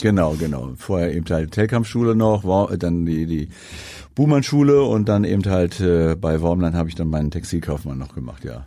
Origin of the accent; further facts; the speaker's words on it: Hanover, Lower Saxony, Germany; moved away as an adult; now in Sylt, Germany; ich komme ja aus Hannover, also beziehungsweise meine, meine, meine Jugend habe ich in Hannover verbracht, habe meine Schulausbildung dort gemacht